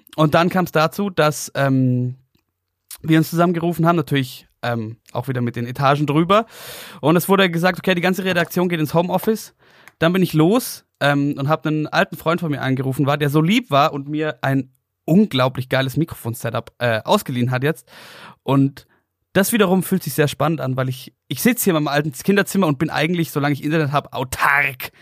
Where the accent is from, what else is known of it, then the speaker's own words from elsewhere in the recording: Oberstdorf, Bavaria, Germany; now in Munich, Germany; meinen Geburtsort nach Oberstdorf